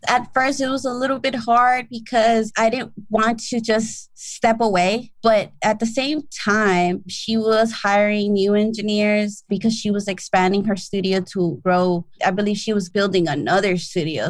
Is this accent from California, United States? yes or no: yes; Los Angeles, California, United States; also born or lived in Chatsworth, Los Angeles; I grew up in South Central LA.